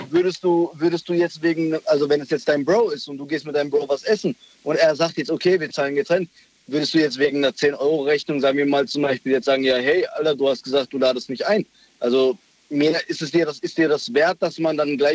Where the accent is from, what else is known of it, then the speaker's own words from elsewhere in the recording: Lörrach, Baden-Württemberg, Germany; ich komme aus Lörrach.